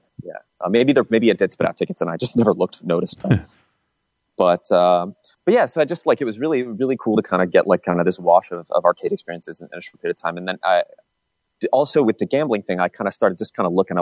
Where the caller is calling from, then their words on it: Chicago, Illinois, United States; Hey, this is … in Chicago.